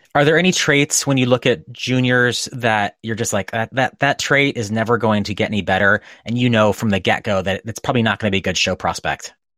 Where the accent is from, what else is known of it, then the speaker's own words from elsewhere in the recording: New England, United States; moved away as an adult; now in California, United States; I grew up in New England